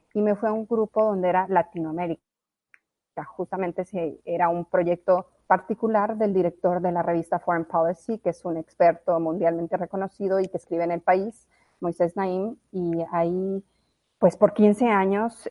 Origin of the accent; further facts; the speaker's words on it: La Guajira, Colombia; also born or lived in Mexico; now in United States; crecí en La Guajira, eh, hice high school en La Guajira